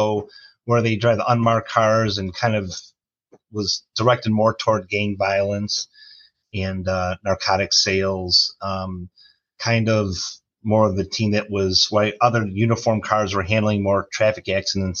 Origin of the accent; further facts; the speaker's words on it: Chicago, Illinois, United States; moved away as an adult; now in Clinton, Iowa, United States; I was born and raised in Chicago